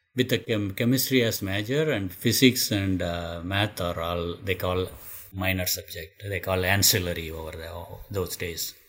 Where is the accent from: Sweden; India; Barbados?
India; moved away as an adult; also born or lived in Madras; nobody went to school from my hometown at the time